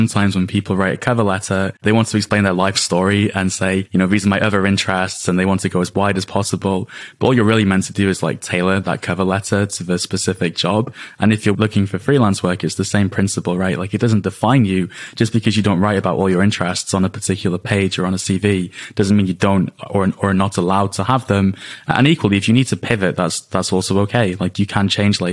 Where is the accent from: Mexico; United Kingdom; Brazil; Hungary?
United Kingdom; we're British